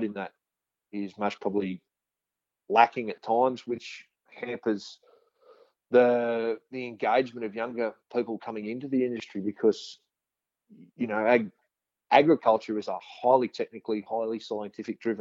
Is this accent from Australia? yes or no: yes; central west New South Wales, Australia; I'm actually originally from a cotton farm in central west New South Wales